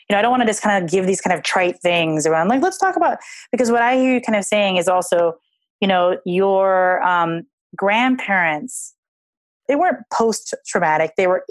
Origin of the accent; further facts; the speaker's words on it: Hawaii, United States; I grew up in Hawaii.